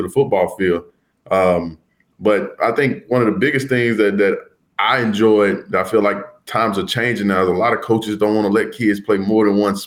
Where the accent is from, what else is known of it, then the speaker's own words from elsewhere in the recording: Macon, Mississippi, United States; also born or lived in Starkville, Mississippi; I'm originally from Macon, Mississippi